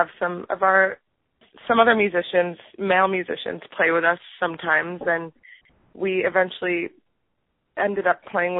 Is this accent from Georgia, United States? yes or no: no; New York City, New York, United States; born or raised there; also born or lived in Montreal